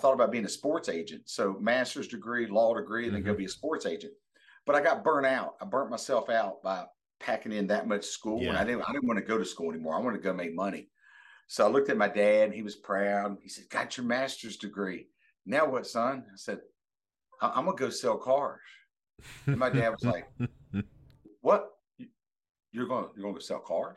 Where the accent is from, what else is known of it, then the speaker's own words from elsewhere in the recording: Bluefield, West Virginia, United States; now in Virginia, United States; we're originally from Bluefield, West Virginia, okay. MacDowell County, West Virginia